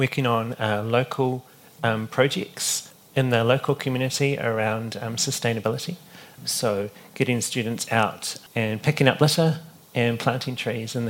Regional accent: Lower Hutt, Wellington, New Zealand; moved away as an adult; now in Auckland, New Zealand; I grew up in the Hutt Valley, and I grew up under the cloak of the Remataka Hills

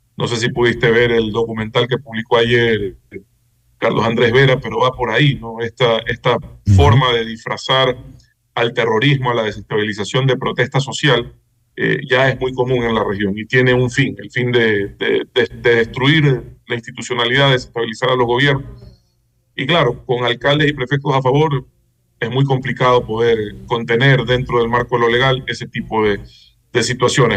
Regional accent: Guayaquil, Guayas, Ecuador; como guayaquileño

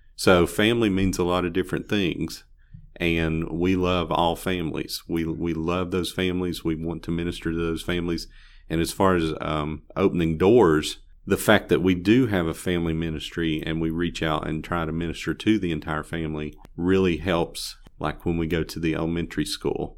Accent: Bristol, Tennessee, United States; moved away as an adult; also born or lived in Chicago; now in Greenville, United States; Well, I'm originally from Tennessee, from up around Bristol, and, uh, graduated, uh, high school up there in eighty-six

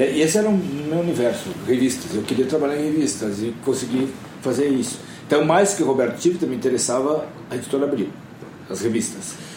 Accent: Curitiba, Paraná, Brazil; moved away; also born or lived in São Paulo; Eu sou de Curitiba

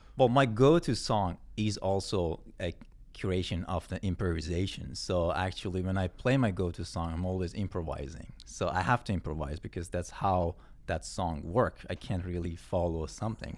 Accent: Yazd, Yazd Province, Iran; moved away as an adult; also born or lived in Tehran / Mashhad; now in Canada; I was born in Yazd, and I was, uh, living in Tehran for a few years, and then lived in Mashhad for a few years, too. But most of my teenage years was in Yazd

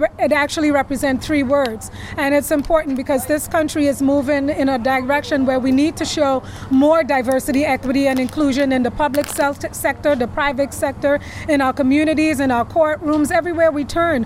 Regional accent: Trinidad & Tobago; now in New York, United States; I'm from Trinidad

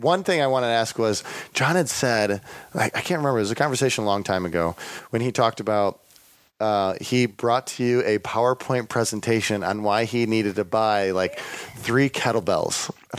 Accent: Rockford, Illinois, United States; Because I'm from Northern Illinois. Okay. Yes. Up in Rockford.

